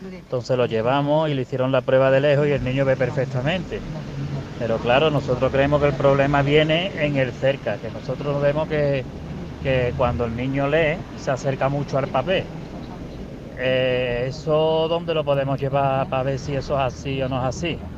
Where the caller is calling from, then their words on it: Seville, Andalusia, Spain; Buenas tardes … de Sevilla.